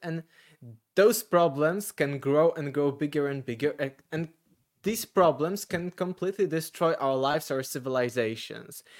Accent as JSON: {"language": "English", "country": "Poland", "second_language": "English", "said": "I am selling a lot of those books here in Poland, because I'm from Poland."}